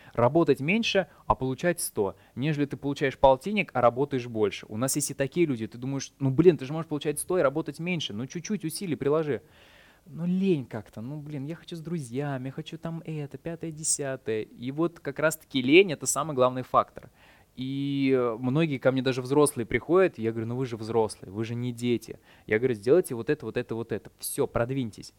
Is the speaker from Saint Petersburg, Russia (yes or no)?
yes; Saint Petersburg, Russia; moved away as an adult; Я сам из Питера